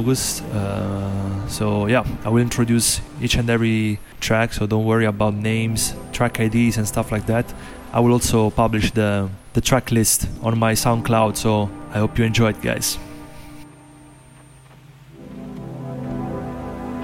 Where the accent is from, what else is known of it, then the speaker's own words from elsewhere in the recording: Gaeta, Lazio, Italy; my hometown, Gaeta, in Italy, by the sea